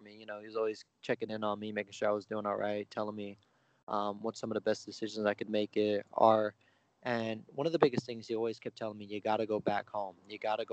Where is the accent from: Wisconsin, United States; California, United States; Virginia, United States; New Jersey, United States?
California, United States; San Francisco; also born or lived in Bay Area; I was born in San Francisco. You know, lived all throughout the Bay Area pretty much.